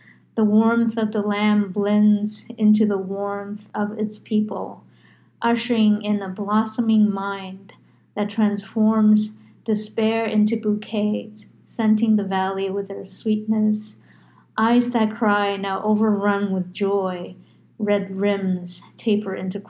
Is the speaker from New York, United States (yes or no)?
yes; New York, United States; now in Arizona, United States; I'm from New York